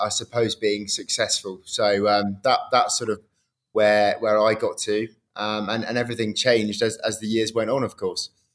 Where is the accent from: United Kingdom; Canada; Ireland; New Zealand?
United Kingdom; I grew up uh, same in the, in the, UK, really